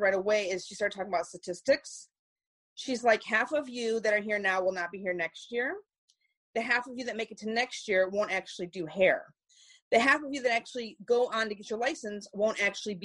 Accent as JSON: {"language": "English", "town": "Detroit", "region": "Michigan", "country": "United States", "tie": "born or raised there", "said": "I'm from Detroit, Michigan. Born and raised"}